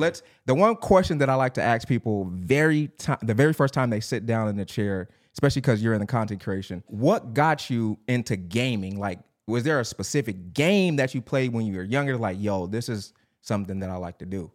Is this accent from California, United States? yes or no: yes; Long Beach, California, United States; I grew up in Long Beach